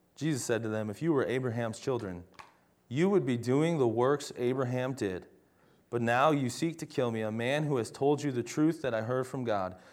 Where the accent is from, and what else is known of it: United States